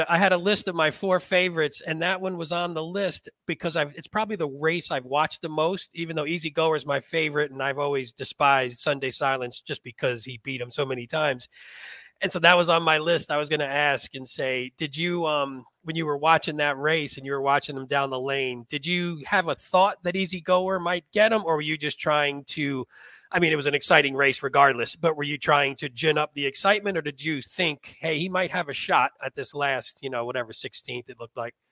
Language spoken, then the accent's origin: English; New Jersey, United States; I grew up in North Jersey